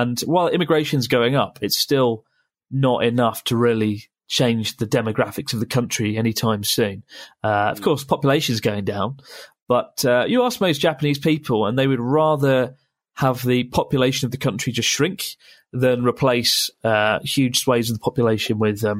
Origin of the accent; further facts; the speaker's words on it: India; I'm 6 foot and I'm Indian and around 17 stone.